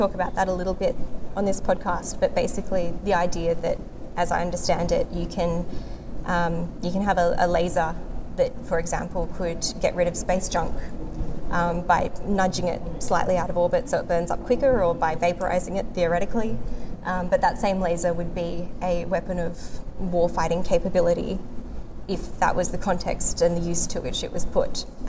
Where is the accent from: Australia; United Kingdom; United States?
Australia; as an Australian